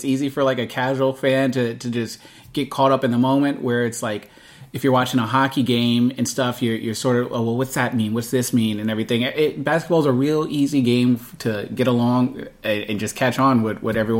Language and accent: English; Bay Area, California, United States; I grew up growing up in the Bay Area.